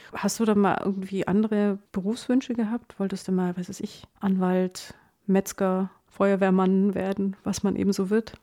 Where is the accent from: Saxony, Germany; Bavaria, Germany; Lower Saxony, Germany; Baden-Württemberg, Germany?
Bavaria, Germany; Allgäu; Ich komme ja aus dem Allgäu, da ist man nicht so